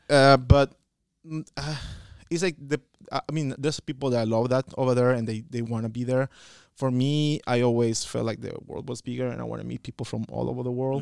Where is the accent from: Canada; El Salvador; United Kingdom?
El Salvador; moved away as an adult; I am from El Salvador, as in Central America, and I am here